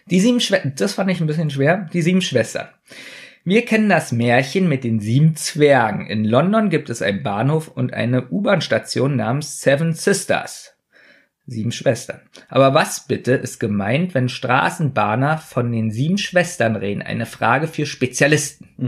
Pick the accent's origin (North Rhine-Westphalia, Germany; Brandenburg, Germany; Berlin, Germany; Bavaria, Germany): Berlin, Germany; Ich bin am Südstern